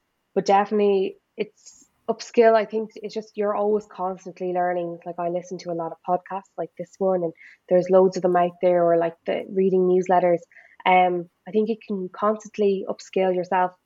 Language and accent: English; Ireland; as Irish people